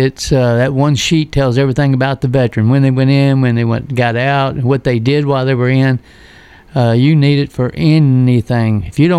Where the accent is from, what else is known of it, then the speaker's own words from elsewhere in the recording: Virginia, United States; moved away as an adult; also born or lived in Hawaii; now in Tennessee, United States; I'm from Virginia originally